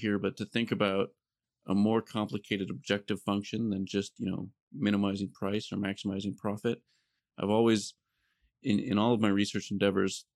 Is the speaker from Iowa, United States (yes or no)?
yes; Iowa, United States; moved away; I'm originally from Iowa, so I came up in Iowa and did a lot of my early work around agricultural systems